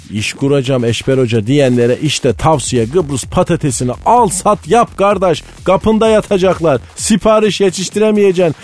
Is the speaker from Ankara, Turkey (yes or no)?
no; Malatya, Turkey; bizim Malatya'da herkes doğaldan esmer